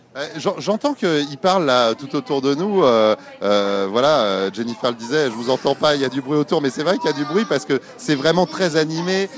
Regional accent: Paris, Île-de-France, France; je suis parisien, hein. je suis né à Paris

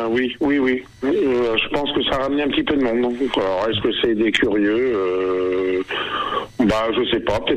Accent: Argenton-sur-Creuse, Centre-Val de Loire, France; born there; je suis né à Argenton déjà, donc je connaissais beaucoup de personnes.

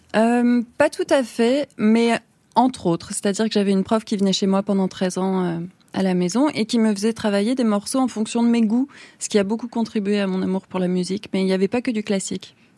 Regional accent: Toulouse, Occitania, France; j'ai grandi à Toulouse

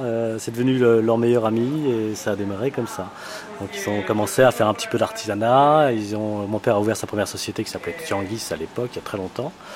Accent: Burgundy, Bourgogne-Franche-Comté, France; je suis né en Bourgogne

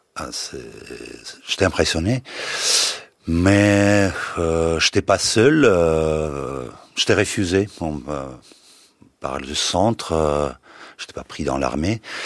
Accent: Crimea, Ukraine; French is a second language; moved away as an adult; je voulais pas rester en Crimée, même si c'est ma terre natale, la terre natale de mes parents

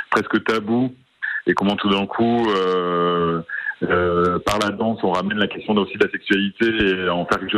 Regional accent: Oloron-Sainte-Marie, Nouvelle-Aquitaine, France; moved away; Les Césars, pour moi, c'était mon seul lien quand j'étais petit à Oloron avec le cinéma.

